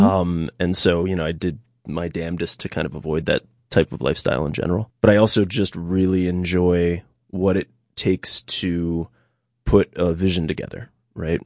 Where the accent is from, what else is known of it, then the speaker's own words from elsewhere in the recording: New York City, New York, United States; moved away as an adult; now in Catskills, United States; I was born and raised in New York City.